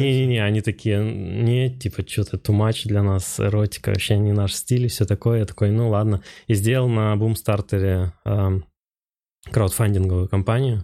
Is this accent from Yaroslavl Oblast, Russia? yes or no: yes; Rybinsk, Yaroslavl Oblast, Russia; moved away as an adult; also born or lived in Moscow / United States; Я вообще э, из Ярославской области сам, да. из Рыбинска. А, и я там в художке учился